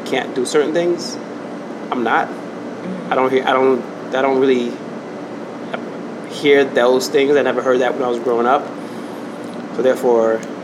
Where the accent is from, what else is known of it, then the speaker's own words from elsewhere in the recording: New York City, New York, United States; I was born in Brooklyn